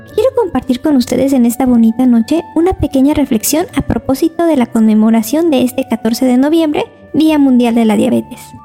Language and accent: Spanish; Mexico; si somos mexicanos